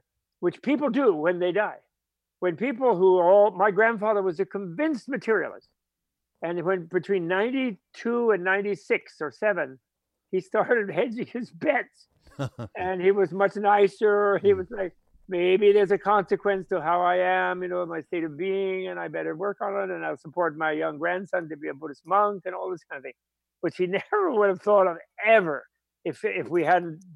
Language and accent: English; New York, United States; as a New Yorker